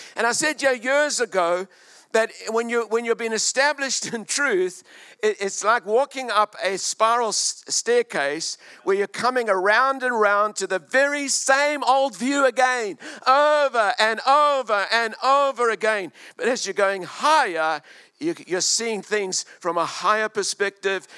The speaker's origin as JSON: {"language": "English", "country": "South Africa", "also_born_or_lived": "Australia / Hong Kong", "moved": "as an adult", "lives_now": "New Zealand", "said": "I lived in South Africa, Glendonau for 36 years, and then Australia, mate, for 14 years, and Hong Kong for 15 years."}